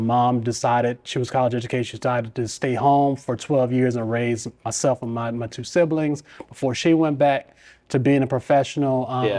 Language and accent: English; Los Angeles, California, United States; born there; now in Richmond, United States; I was born in Los Angeles. My mother and father both went to college out in Los Angeles. They did not want to raise a family in Los Angeles.